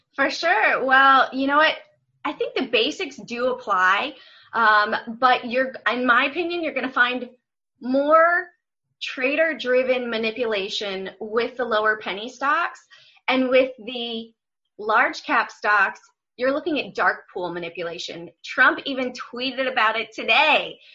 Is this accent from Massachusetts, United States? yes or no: no; Washington, District of Columbia, United States; moved away as an adult; also born or lived in Memphis / Atlanta; I grew up in Washington D.C., but I went to school in Memphis